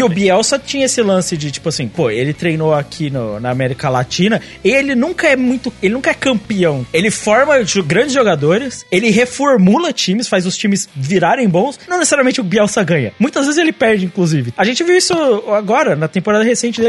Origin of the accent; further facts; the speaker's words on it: Brazil; eu sou brasileiro